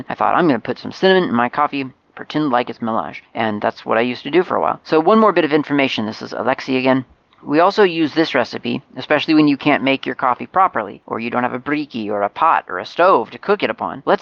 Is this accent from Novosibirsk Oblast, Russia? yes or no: no; Moscow, Russia; English is a second language; I'm from Mos- Moscow, Russia, and if you'll ever decide to come visit Moscow, give me a shout.